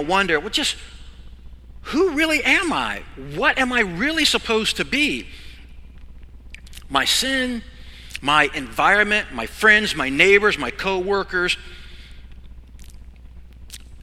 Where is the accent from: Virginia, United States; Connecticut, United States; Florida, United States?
Virginia, United States; I grew up in Virginia on a farm.